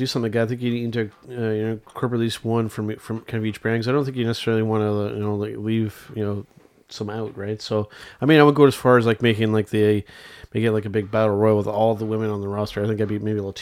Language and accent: English; Canada; being Canadian